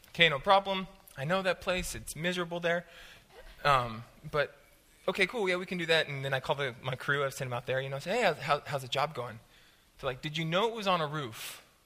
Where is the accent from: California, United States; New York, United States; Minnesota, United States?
California, United States; Southern; I'm from Southern California